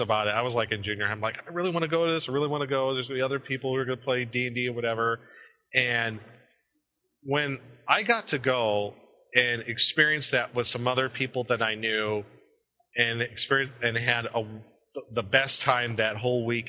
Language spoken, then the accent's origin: English; Omaha, Nebraska, United States; I grew up in Omaha, Nebraska